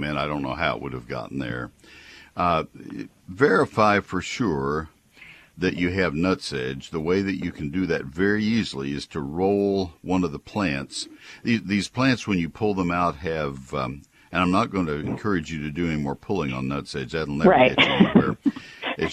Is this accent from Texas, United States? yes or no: yes; College Station, Texas, United States; I grew up in College Station, so I know the weeds of my home county